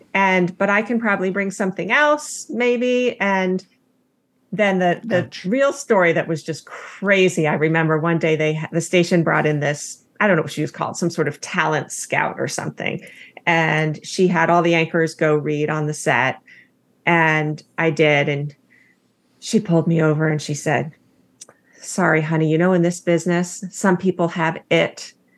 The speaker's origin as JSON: {"language": "English", "town": "Palo Alto", "region": "California", "country": "United States", "tie": "born or raised there", "also_born_or_lived": "Los Angeles, California / Billings, Montana", "said": "I grew up um, in Palo Alto, California."}